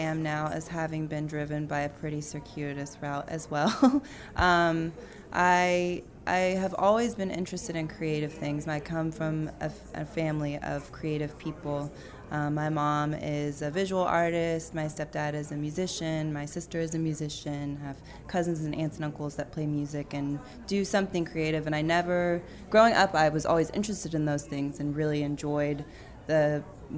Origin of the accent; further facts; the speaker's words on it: Austin, Texas, United States; I moved back to my hometown of Austin, Texas